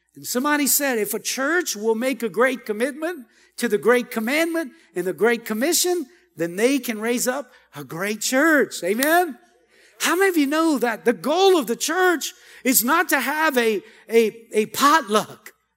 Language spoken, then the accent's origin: English; Cajun, Louisiana, United States; I'm Cajun.